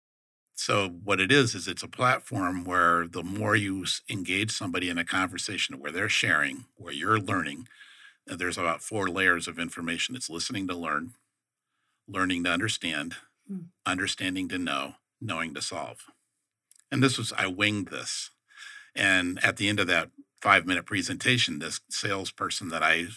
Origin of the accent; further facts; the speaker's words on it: Detroit, Michigan, United States; moved away; I'm from Detroit